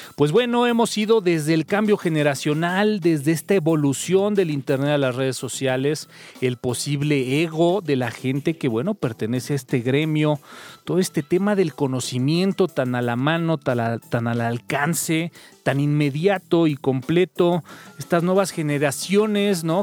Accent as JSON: {"language": "Spanish", "country": "Mexico", "said": "hablando como mexicano"}